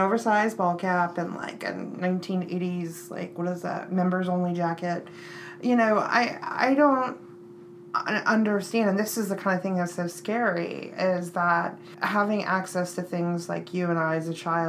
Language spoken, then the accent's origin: English; Texas, United States; born and raised from Texas, like, as a Texas girl